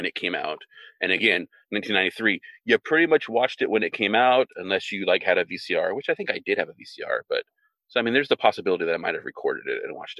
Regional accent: Visalia, California, United States; I was in Visalia, California, Central California

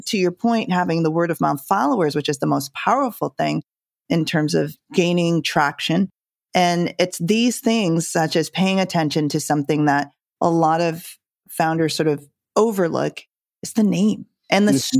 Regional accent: Jamaica; I'm from Jamaica

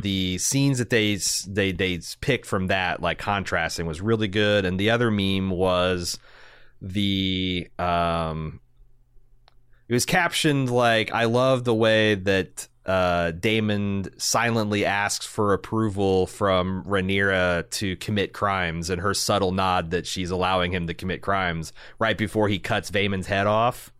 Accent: Indiana, United States; I'm a kid from Indiana

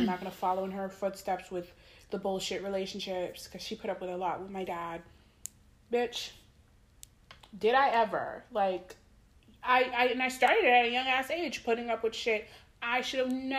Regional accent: Haiti; I'm from Haiti.

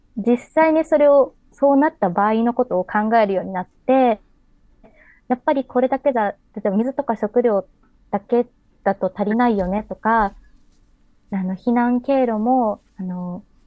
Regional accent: Kobe, Hyogo, Japan; 私自身、あの、神戸市の出身ですので

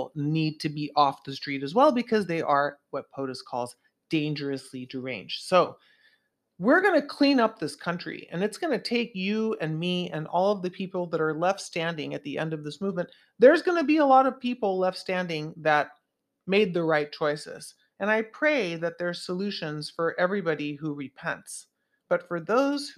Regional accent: Santa Cruz, California, United States; in my hometown of Santa Cruz

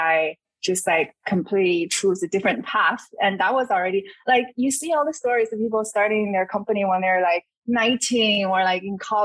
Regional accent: China; moved away as an adult; also born or lived in South Bay Area, United States; now in United States; I grew up in China, and I came to the US for grad school.

